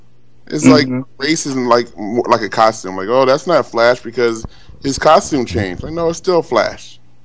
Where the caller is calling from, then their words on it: Glendale, California, United States; I'm calling from Glendale, California